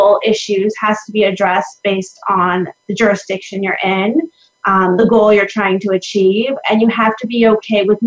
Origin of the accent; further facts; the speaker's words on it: Florida, United States; I'm from Florida